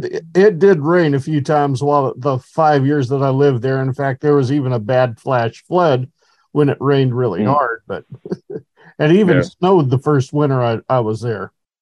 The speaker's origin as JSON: {"language": "English", "town": "Horseshoe Bend", "region": "Idaho", "country": "United States", "tie": "born or raised there", "said": "that area you're looking at is my hometown where I actually grew up, a Horseshoe Bend, Idaho. To this day now has a population probably about 850."}